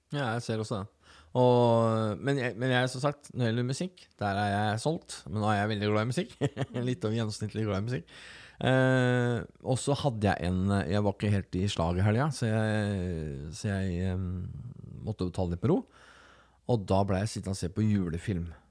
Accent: Telemark, Norway; Jeg kommer fra Telemark og har den bakgrunnen

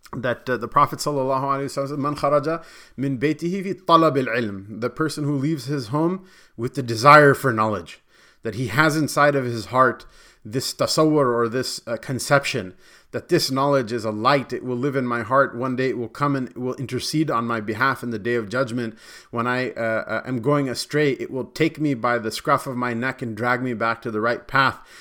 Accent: Punjab, Pakistan; Not only am I from Pakistan, but I'm also Punjabi, and I go, "I'm also Arain."

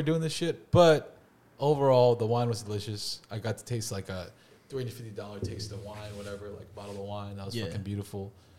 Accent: New Jersey, United States; I'm from Jersey.

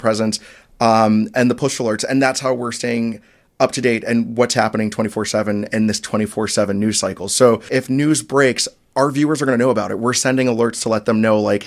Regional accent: Orlando, Florida, United States; moved away as an adult; also born or lived in South Bend / Charleston; in my hometown in Orlando

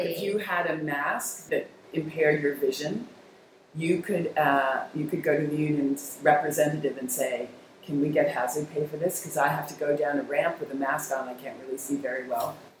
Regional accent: Westchester County, New York, United States; I started teaching in a little dance studio in my hometown in Westchester

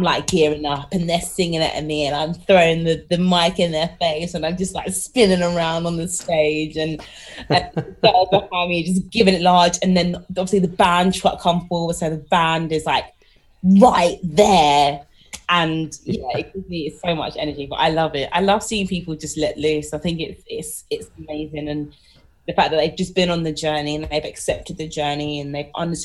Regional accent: London, United Kingdom; I'm a Londoner through and through

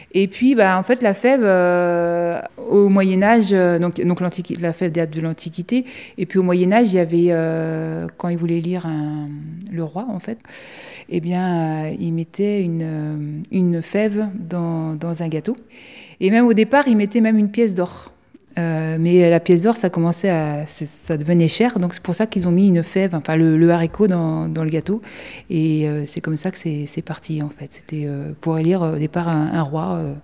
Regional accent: France; nous, en tant que Français

